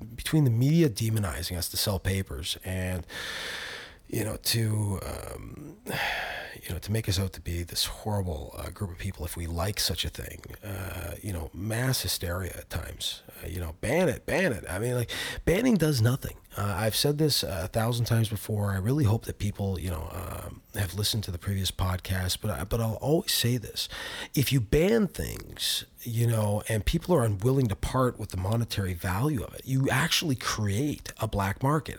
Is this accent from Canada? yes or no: yes; Canada; as a Canadian public